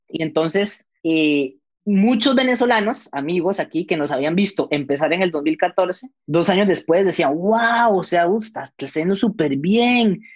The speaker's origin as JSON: {"language": "Spanish", "country": "Costa Rica", "tie": "born or raised there", "said": "Yo, yo nací allá, mis papás son peruanos, pero yo nací en Costa Rica"}